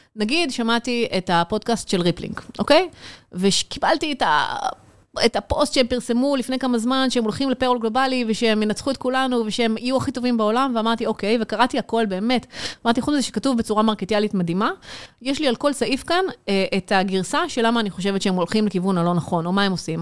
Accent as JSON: {"language": "Hebrew", "country": "Israel", "said": "אנחנו כישראלים"}